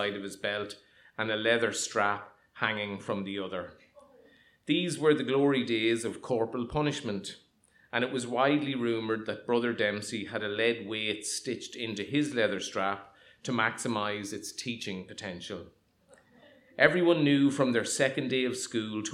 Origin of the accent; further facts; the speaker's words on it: Monaghan, County Monaghan, Ireland; also born or lived in Dundalk; In 1976, we moved from Dundalk, which I thought was the centre of the universe, to what was actually the true centre of the universe, Monaghan. I was 9.